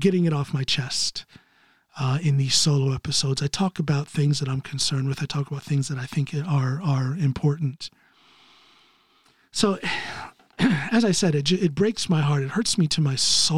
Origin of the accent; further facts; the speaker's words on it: United States; moved away as an adult; now in Norway; I'm an American citizen living outside of the United States.